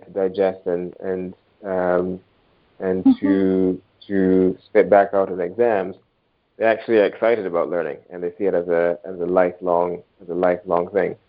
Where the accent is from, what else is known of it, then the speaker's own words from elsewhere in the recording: Barbados; moved away; I'm originally from Barbados. When I grew up in Barbados, we were streamed quite early on